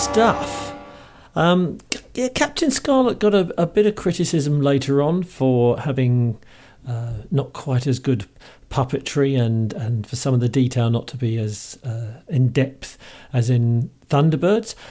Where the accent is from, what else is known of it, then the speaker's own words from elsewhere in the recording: London, United Kingdom; accent: Cockney; speaking as a Cockney